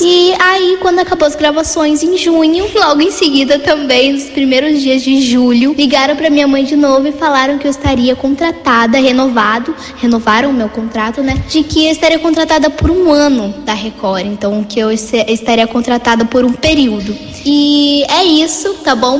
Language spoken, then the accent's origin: Portuguese; Americana, São Paulo, Brazil; eu nasci em Americana, aqui em Americana, São Paulo mesmo